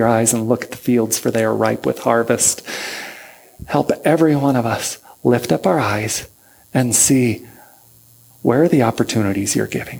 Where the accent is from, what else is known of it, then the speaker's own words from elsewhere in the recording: United States; moved away as an adult; now in Niš, Serbia; I'm an American. I was raised here